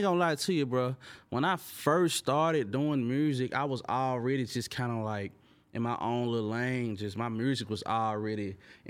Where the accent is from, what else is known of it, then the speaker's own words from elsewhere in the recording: Memphis, Tennessee, United States; He from Chattanooga, I'm from Memphis.